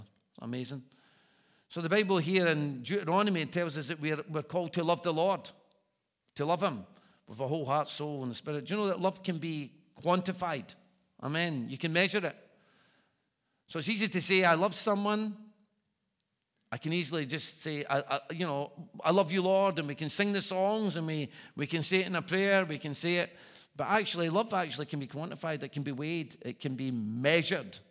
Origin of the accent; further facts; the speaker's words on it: Scotland, United Kingdom; I'm a Scotsman.